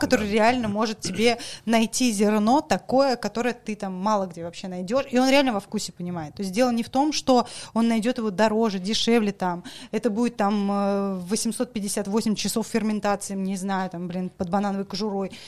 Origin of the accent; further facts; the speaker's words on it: Saint Petersburg, Russia; moved away as an adult; also born or lived in Kaliningrad / Moscow / Dagestan; Я вообще петербурженка, э, вообще вот максимальная, насколько это возможно